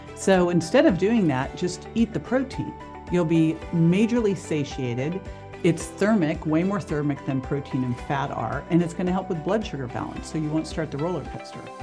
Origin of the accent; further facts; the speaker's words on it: Berkeley, California, United States; growing up in Berkeley, California